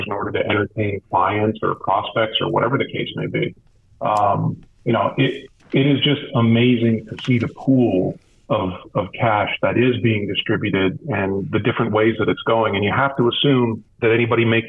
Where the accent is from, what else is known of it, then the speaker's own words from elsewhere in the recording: Eastern Pennsylvania, United States; moved away as an adult; also born or lived in Cleveland; I grew up in Eastern Pennsylvania, which is very much football country